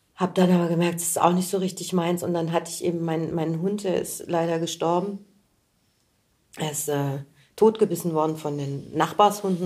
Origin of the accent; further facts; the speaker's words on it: Göttingen, Lower Saxony, Germany; now in Berlin, Germany; ich komme ja aus Göttingen, eine ja. Studentenstadt